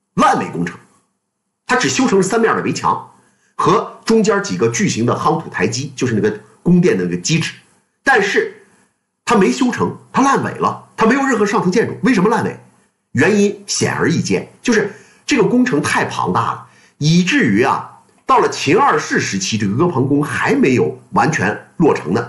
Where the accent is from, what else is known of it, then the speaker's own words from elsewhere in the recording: China; 我们中国人